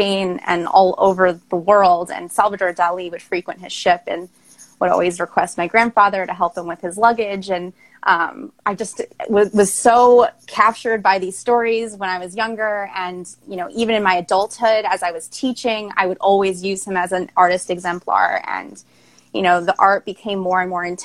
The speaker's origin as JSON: {"language": "English", "area": "Long Island", "region": "New York", "country": "United States", "tie": "born or raised there", "also_born_or_lived": "Queens, New York", "moved": "as an adult", "lives_now": "Baltimore, United States", "said": "I'm initially from Queens, New York, and I grew up on Long Island. I moved to Baltimore to go to Towson University"}